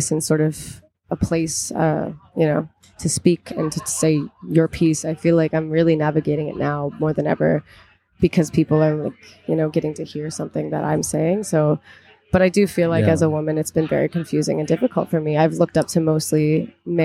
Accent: Halifax, Nova Scotia, Canada; moved away as an adult; now in Toronto, Canada; where I grew up and where I first started, which was Halifax and Nova Scotia

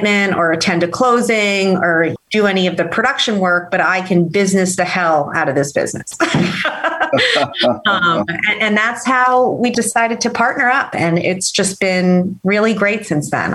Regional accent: Hudson County, New Jersey, United States; growing up in Hudson County courthouse

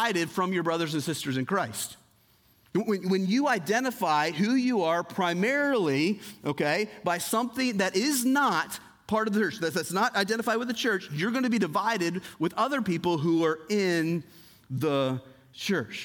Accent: United States; I am an American citizen

